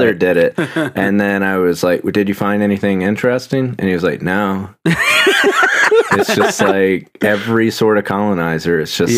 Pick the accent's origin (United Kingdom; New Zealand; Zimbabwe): United Kingdom; Yeah, I'm British.